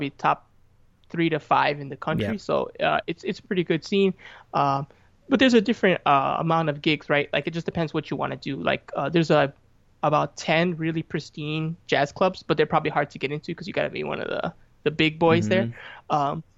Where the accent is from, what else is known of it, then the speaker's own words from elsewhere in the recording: Chicago, Illinois, United States; I'm from Chicago, and you know, the Midwest